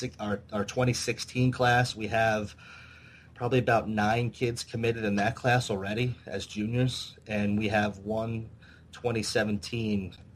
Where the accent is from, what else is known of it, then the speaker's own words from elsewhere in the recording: Long Island, New York, United States; now in New Jersey, United States; I moved to New Jersey from Long Island to get married, and so we were both teachers in New Jersey